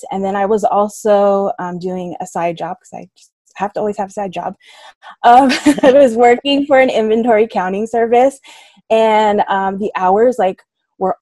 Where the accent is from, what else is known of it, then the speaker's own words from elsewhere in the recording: Southern California, United States; I'm born and raised in Southern California, currently living in San Diego